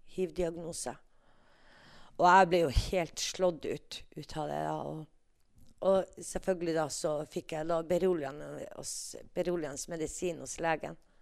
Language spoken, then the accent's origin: Norwegian; Tana, Finnmark, Norway; jeg er født og oppvokst i Tana, oppe i Finnmark, Øst-Finnmark.